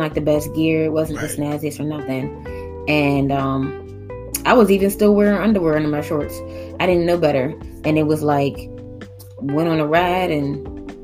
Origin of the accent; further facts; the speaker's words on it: Pittsburgh, Pennsylvania, United States; also born or lived in Atlanta; I grew up in Pittsburgh and everything, but I was a pretty sheltered kid